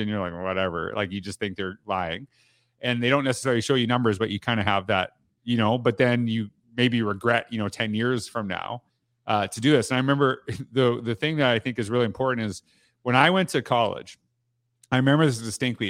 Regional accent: Canada; I'm from Canada

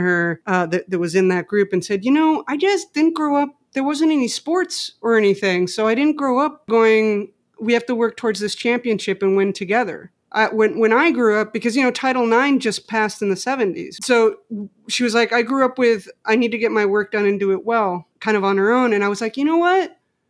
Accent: Mexico City, Mexico; moved away as an adult; now in United States; I grew up in Mexico City, just so you know.

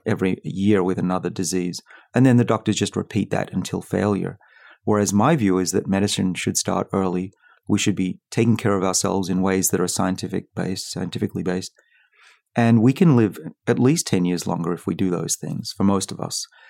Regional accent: Australia; now in United States; I'm from Australia

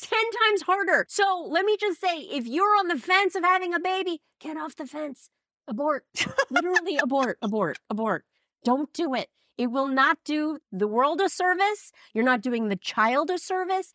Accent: New York City, New York, United States; now in Los Angeles, United States; I grew up in New York City and I moved to L

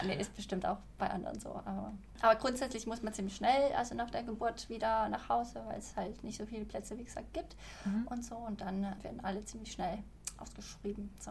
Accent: Sweden; also born or lived in Malmö / Stockholm; als Schwedin

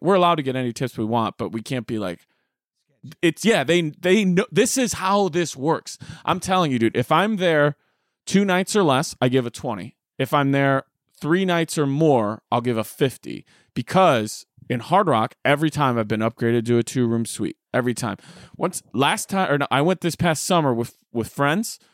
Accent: Rochelle, Illinois, United States; moved away; my hometown of Rochelle, Illinois

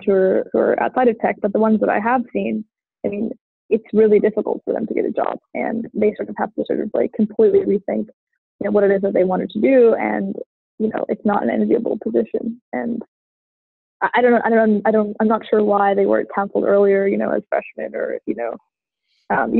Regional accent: United States; growing up in America

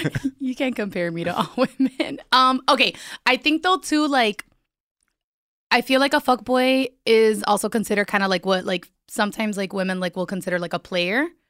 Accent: Miami, Florida, United States; I'm from Miami

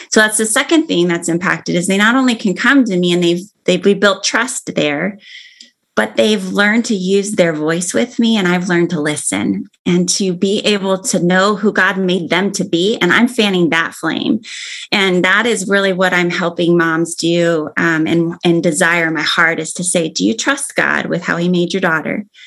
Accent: Arizona, United States; now in Oregon, United States; I grew up in Arizona

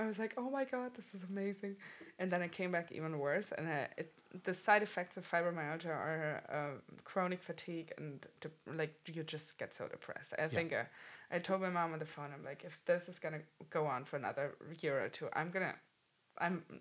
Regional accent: Germany; moved away as an adult; also born or lived in New York City; And I'm originally from Germany, so I left 2013

